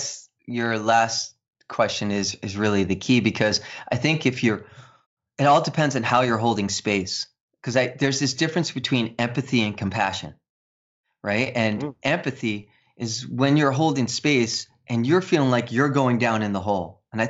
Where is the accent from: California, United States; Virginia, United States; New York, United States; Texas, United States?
New York, United States; New York City; I'm a New York City kid. I played stickball and stoop ball, and you know, I'm from the Bronx. And even though I don't sound it, right, I don't have that accent.